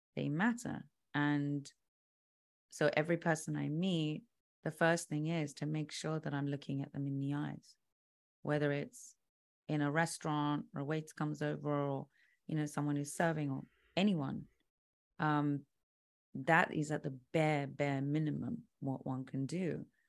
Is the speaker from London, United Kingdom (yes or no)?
yes; London, United Kingdom; so I'm British. I was, I was born in London.